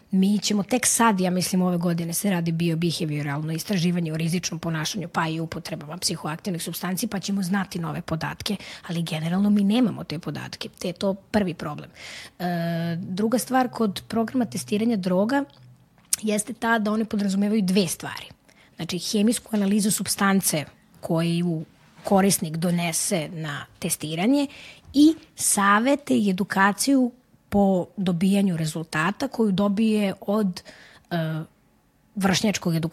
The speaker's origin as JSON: {"language": "Croatian", "country": "Serbia", "said": "kod nas u Srbiji"}